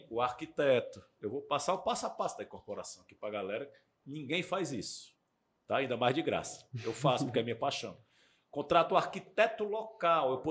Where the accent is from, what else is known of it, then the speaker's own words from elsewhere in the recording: Fortaleza, Ceará, Brazil; now in São Paulo, Brazil; Eu sou de Fortaleza e eu moro em São Paulo.